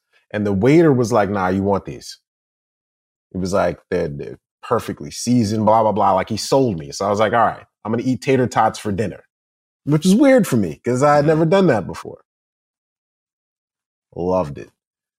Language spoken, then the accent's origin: English; United States; I'm American, bro. I pronounce it wrong now, man.